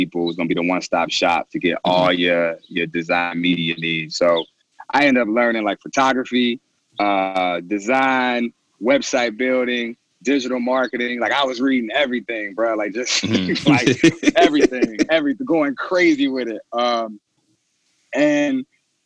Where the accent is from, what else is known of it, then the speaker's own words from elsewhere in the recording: Cincinnati, Ohio, United States; also born or lived in Louisville, Kentucky; I was born in Louisville, Kentucky. I grew up in Cincinnati, Ohio. So I went to high school here